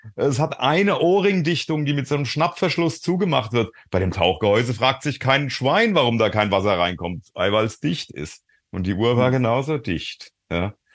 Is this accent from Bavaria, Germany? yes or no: no; Frankfurt, Hesse, Germany; ich bin auch aus Frankfurt